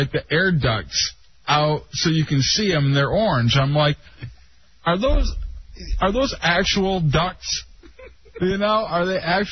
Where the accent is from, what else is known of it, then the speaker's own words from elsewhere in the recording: Fowlerville, Michigan, United States; you say I'm backwoods. I'm from Fowlerville